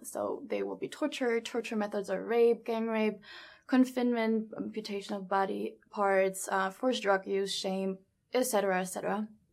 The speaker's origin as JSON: {"language": "English", "country": "Germany", "tie": "born or raised there", "also_born_or_lived": "New York / Las Vegas", "moved": "as an adult", "said": "I'm from Germany, born and raised in Germany"}